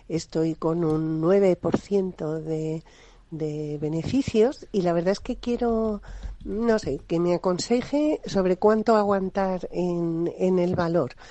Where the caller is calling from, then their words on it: Madrid, Community of Madrid, Spain; soy … de Madrid